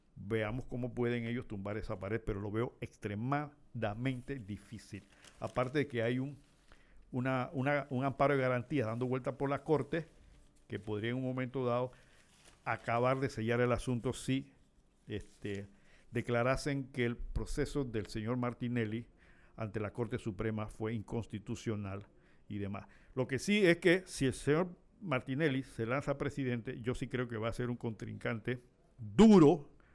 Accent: Panama

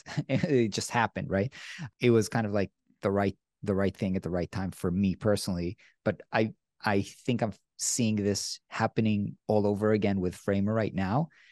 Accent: Israel; I'm from Israel

